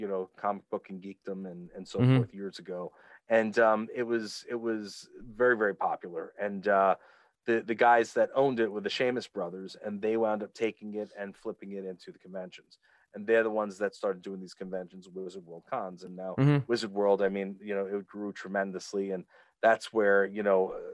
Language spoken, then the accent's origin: English; New York, United States; that's my hometown